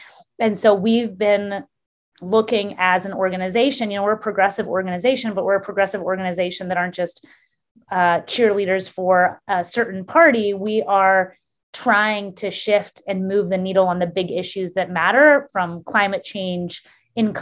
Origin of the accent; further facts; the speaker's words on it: Texas, United States; my home state